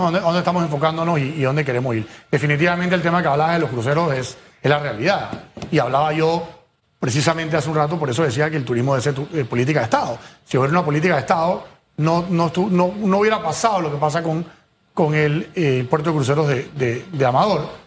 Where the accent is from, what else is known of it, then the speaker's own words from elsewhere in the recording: Panama; Panamá sí tiene buenos productos, Hugo.